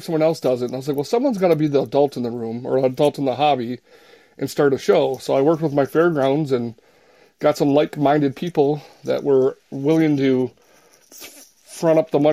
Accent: Minnesota, United States; I'm from Minnesota

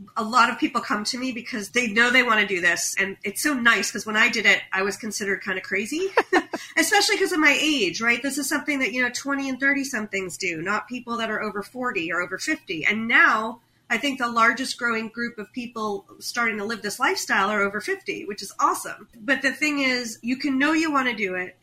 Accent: United States; as an American

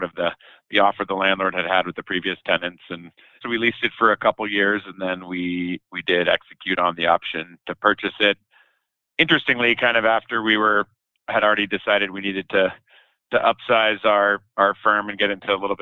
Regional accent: Denver, Colorado, United States; also born or lived in San Diego, California; I grew up in Southeast Denver, right around I-25 in Hamden in the Sophomore Park neighborhood

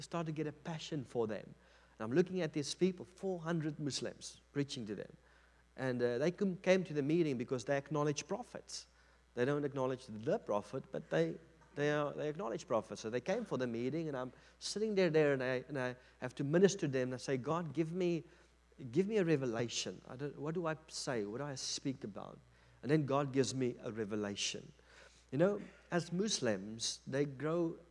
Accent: South Africa; I'm from South Africa.

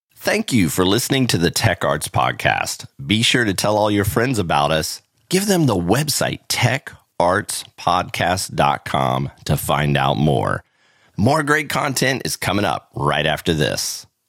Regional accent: Orlando, Florida, United States; now in Texas, United States; I grew up in Orlando

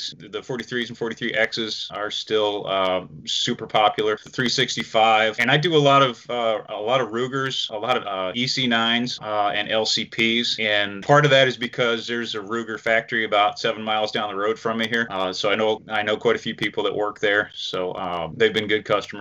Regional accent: near Syracuse, upstate New York, United States; moved away as an adult; now in North Carolina, United States; I grew up in New York State up near the Syracuse area, so way upstate. I left there when I was 19

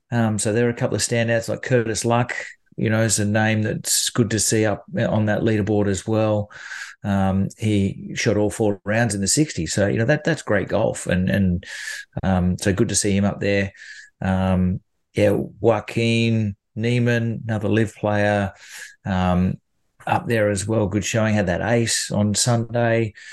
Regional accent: Australia; And who wouldn't you take that opportunity to do it as a, as an Australian player?

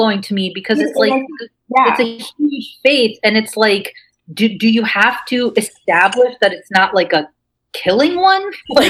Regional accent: Midwest, United States; I grew up in the Midwest as a Muslim American Pakistani, and there weren't very many Muslims.

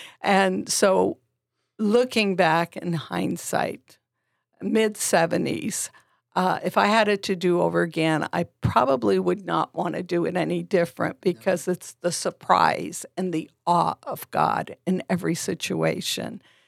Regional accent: Vermont, United States; we came from Vermont, very small New England liberal state

